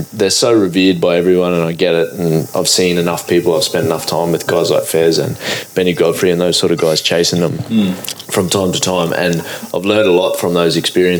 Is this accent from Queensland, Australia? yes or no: yes; Gladstone, Queensland, Australia; I grew up in Gladstone